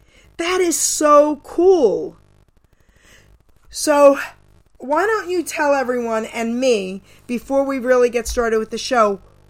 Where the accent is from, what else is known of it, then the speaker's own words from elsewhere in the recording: New York City, New York, United States; I was born and raised in Long Island City and Astoria, New York, growing up.